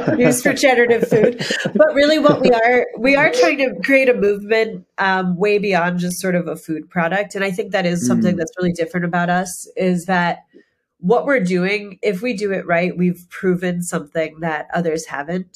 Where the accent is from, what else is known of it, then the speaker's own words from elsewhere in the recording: Pennsylvania, United States; moved away as an adult; now in Maine, United States; I'm from Pennsylvania. I'm from coal country.